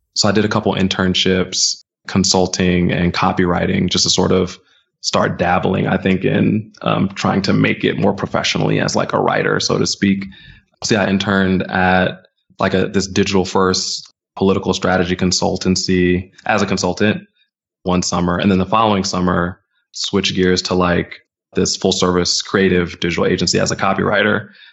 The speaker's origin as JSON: {"language": "English", "area": "suburbs outside of DC", "region": "Maryland", "country": "United States", "tie": "born or raised there", "moved": "as an adult", "lives_now": "New York, United States", "said": "I'm originally from Maryland"}